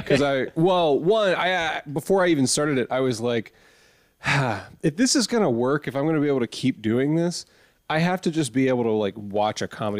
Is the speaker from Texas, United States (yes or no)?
yes; Texas, United States; I was born in Texas